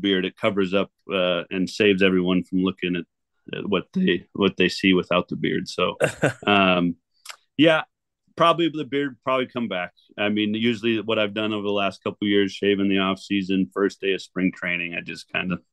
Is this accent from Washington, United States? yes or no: yes; 4-hour drive from Seattle, Washington, United States; I've since moved back to my hometown just on the other side of the state. So we are a 4-hour drive from Seattle